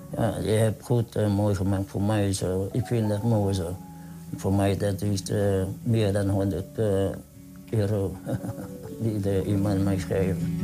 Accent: Vietnam; Dutch is a second language; now in Netherlands; Ik kom uit Vietnam

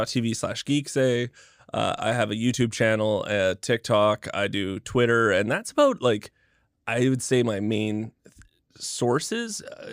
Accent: Canada; The gimmick is I'm Canadian.

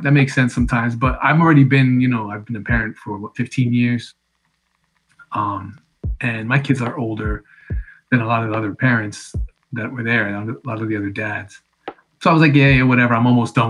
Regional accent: Connecticut, United States; we grew up in Connecticut

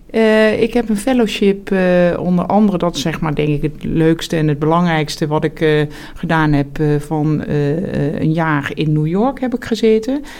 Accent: Heerlen, Limburg, Netherlands; moved away as an adult; also born or lived in Amsterdam; now in Amersfoort, Netherlands; ik ben opgegroeid in Zuid-Limburg, in, eh, in Heerlen. En daar heb ik tot mijn achttiende gewoond

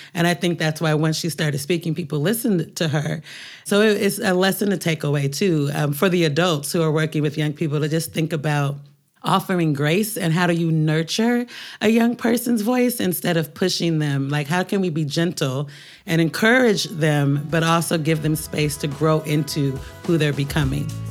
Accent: Portland, Oregon, United States; moved away as an adult; now in New York, United States; growing up in Portland

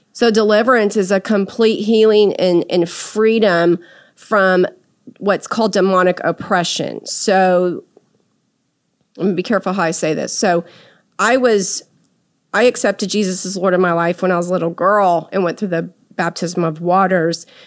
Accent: San Antonio, Texas, United States; now in Dallas, United States; in my hometown there in San Antonio

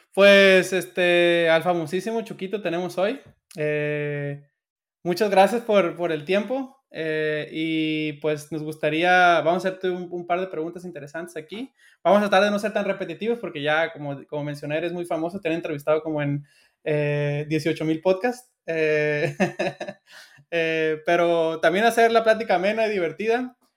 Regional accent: Sinaloa, Mexico; yo soy de Sinaloa

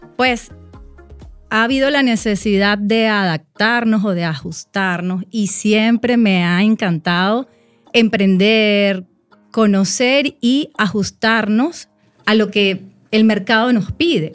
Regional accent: Venezuela; en mi país

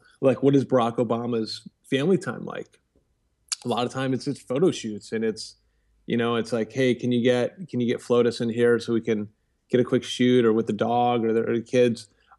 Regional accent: Vienna, Virginia, United States; I grew up in Northern Virginia, Vienna, Virginia. I'm the oldest of 7 kids.

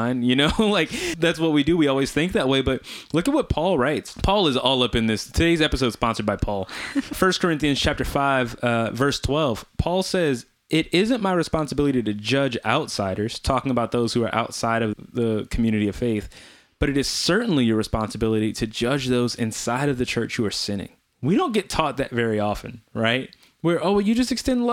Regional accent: New Orleans, Louisiana, United States; I grew up in New Orleans

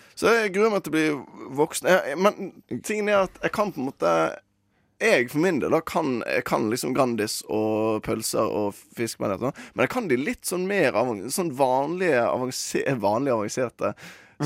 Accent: Western Norway, Norway; der jeg kommer fra, ja. som er Vestlandet

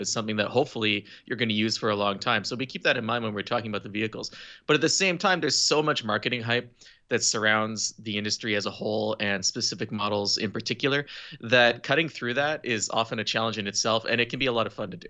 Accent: Eastern Townships, Quebec, Canada; I was born and raised in the eastern townships of Quebec

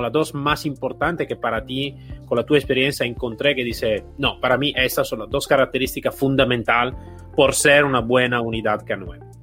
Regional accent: Italy; Spanish is a second language; en mi país de origen, ejemplo en Italia

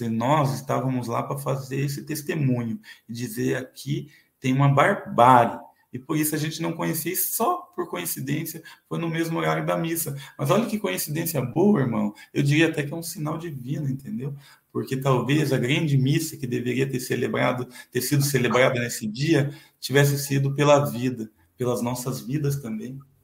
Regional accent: São Paulo, Brazil; Eu nasci em São Paulo

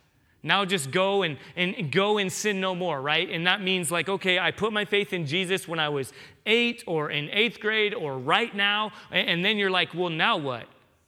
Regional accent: San Diego, California, United States; I grew up in San Diego, so for me, when I hear that, I picture great white sharks.

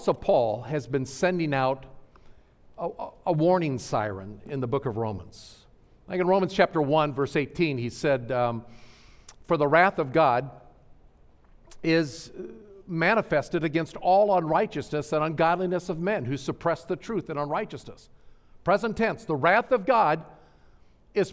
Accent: Nebraska, United States; moved away as an adult; growing up in Nebraska

